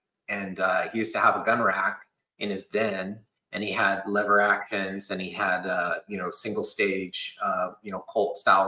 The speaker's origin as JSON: {"language": "English", "town": "San Jose", "region": "California", "country": "United States", "tie": "born or raised there", "said": "In California, which is where I was born in San Jose."}